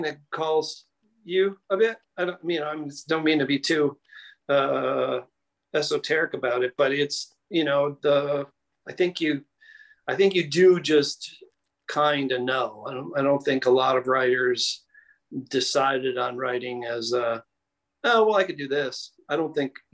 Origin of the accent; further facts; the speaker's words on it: Chicago, Illinois, United States; also born or lived in Denver; now in New York City, United States; I was born and raised in Chicago, Illinois.